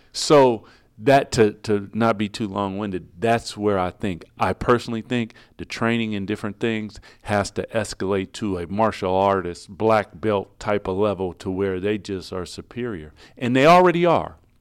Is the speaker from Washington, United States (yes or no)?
yes; Seattle, Washington, United States; I'm from Seattle